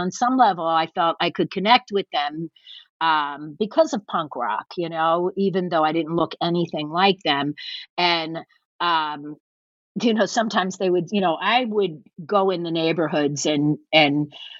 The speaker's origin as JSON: {"language": "English", "town": "Philadelphia", "region": "Pennsylvania", "country": "United States", "said": "well, I'm from Philadelphia. Deal with it, you know?"}